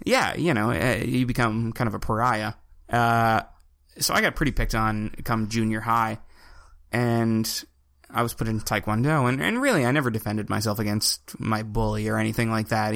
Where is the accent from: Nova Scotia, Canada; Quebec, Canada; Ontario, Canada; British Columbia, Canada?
Nova Scotia, Canada; Evanston; I come from Cape Breton. So, like, we're talking 150 people